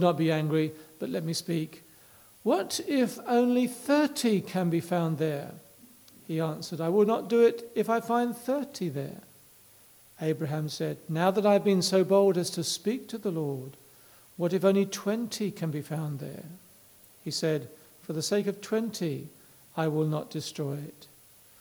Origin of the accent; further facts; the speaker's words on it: England, United Kingdom